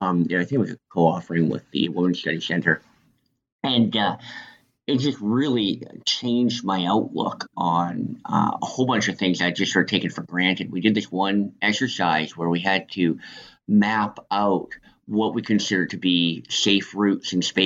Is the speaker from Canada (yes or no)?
yes; Northern Canada, Canada; Well, my background is I'm actually from Canada. I grew up in northern Canada